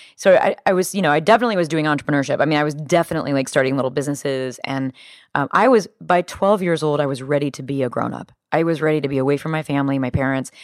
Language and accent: English; Midwest, United States; growing up in the Midwest